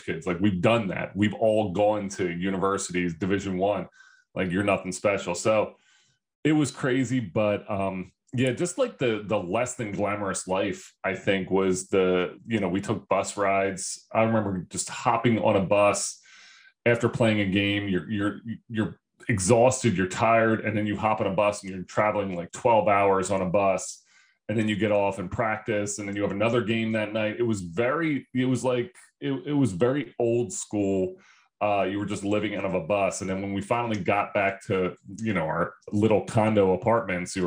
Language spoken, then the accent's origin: English; Philadelphia, Pennsylvania, United States; also born or lived in New Jersey; I'm from Philly